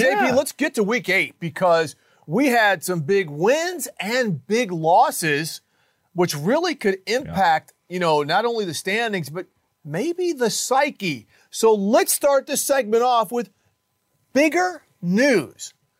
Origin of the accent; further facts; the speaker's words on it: Minneapolis, Minnesota, United States; growing up in North Minneapolis, I lived right by Hall of Fame defensive end Carl Eller.